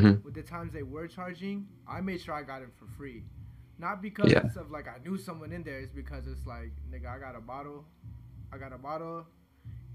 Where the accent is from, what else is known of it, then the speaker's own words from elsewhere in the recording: United States; we're American